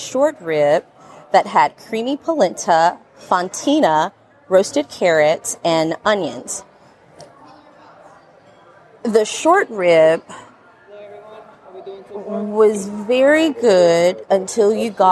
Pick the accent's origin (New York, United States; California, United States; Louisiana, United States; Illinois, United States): Louisiana, United States; New Orleans; I'm from New Orleans, Louisiana, here on vacation